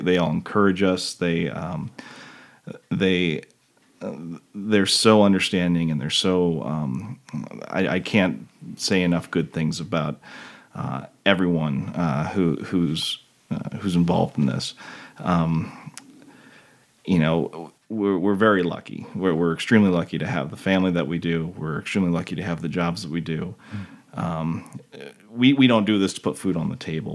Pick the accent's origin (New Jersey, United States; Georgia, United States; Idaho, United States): Idaho, United States; McCall; We grew up together in McCall